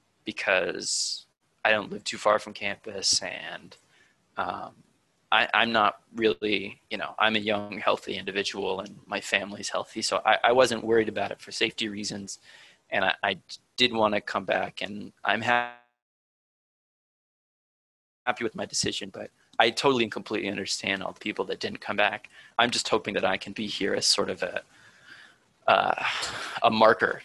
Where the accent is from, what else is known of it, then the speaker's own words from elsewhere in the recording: Attleboro, Massachusetts, United States; I'm from Attleboro, which is southeast Massachusetts, like 25 minutes from Providence and an hour from Boston